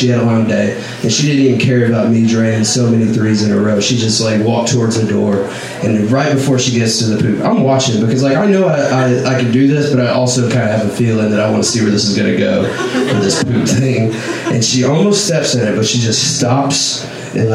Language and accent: English; Northeast Texas, United States; moved away; I grew up in Northeast Texas, like my whole life. That's where I was born and raised